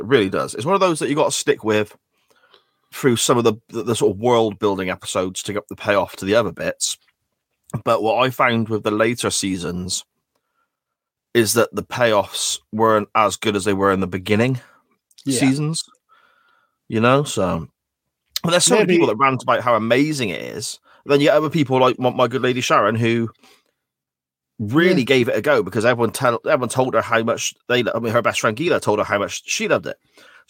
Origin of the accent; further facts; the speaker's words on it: England, United Kingdom; I'm from the Midlands, and a lot of people I know enjoy dressing up like those people.